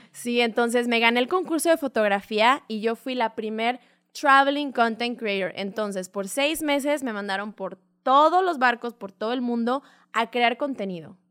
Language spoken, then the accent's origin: Spanish; Puerto Vallarta, Jalisco, Mexico; moved away; also born or lived in Playa del Carmen; soy de Puerto Vallarta